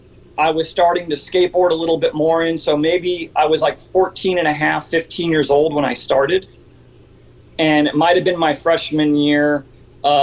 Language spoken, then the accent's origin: English; Santa Barbara, California, United States; also born or lived in Santa Paula, California; moved to Santa Barbara when I was about 6 or 7 years old.